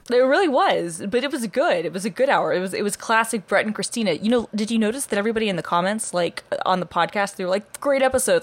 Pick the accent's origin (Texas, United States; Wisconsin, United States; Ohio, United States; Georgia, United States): Georgia, United States; Atlanta; I'm like from Atlanta